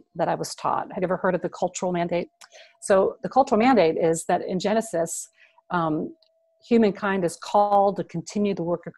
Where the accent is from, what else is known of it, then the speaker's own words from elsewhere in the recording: Washington, District of Columbia, United States; moved away as an adult; also born or lived in Maryland; now in Indianapolis, United States; having grown up in DC